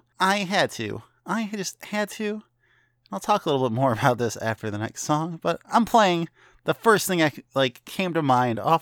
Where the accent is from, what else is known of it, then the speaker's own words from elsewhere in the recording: northern Illinois, United States; moved away; my hometown in northern Illinois